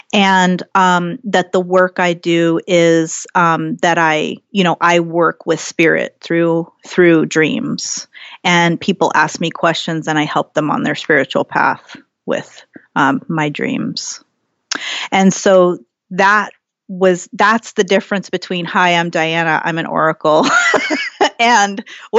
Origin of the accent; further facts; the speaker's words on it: Ohio, United States; also born or lived in San Jose, California; And I was born in San Jose, California, but I grew up in Ohio and my mother is Pennsylvania Dutch, Irish and German.